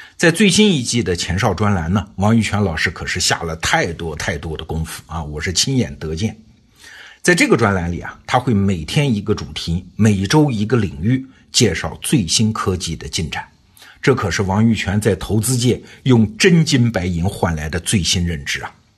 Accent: China

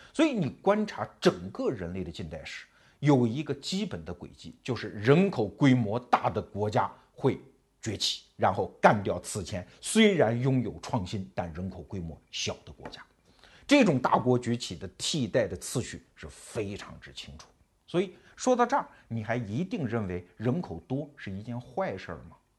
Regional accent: China; 而唯独我们中国人还没有意识到这一点

